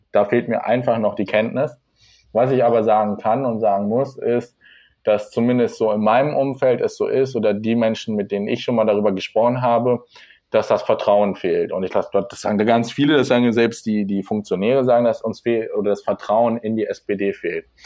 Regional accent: small village near Hildesheim, Lower Saxony, Germany; now in Hildesheim, Germany; ich komme aus einem kleinen Dorf in der Nähe von Hildesheim, also so 15 Kilometer südlich. Ich bin jetzt für die Ausbildung hergezogen

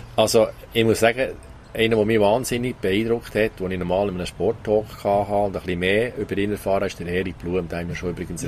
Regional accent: Thun, Bern, Switzerland; Ich bin in Thun aufgewachsen

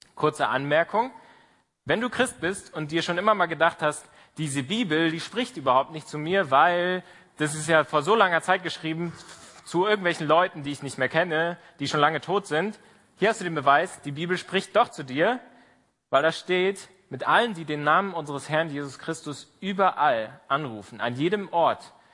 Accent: Berlin, Germany; moved away as an adult; Ich komme aus Berlin. Ähm, ich bin in der Baptistengemeinde in der Bergmannstraße in Kreuzberg groß geworden

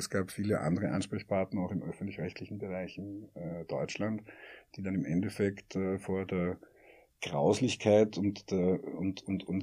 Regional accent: Austria; Und das ist aber das, was uns ja als Österreicher am meisten interessieren

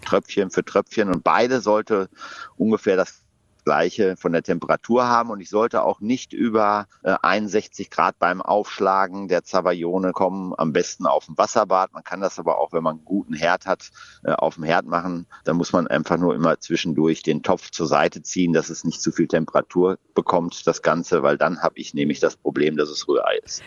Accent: Ruhr area, North Rhine-Westphalia, Germany; ich bin damit im Ruhrgebiet groß geworden

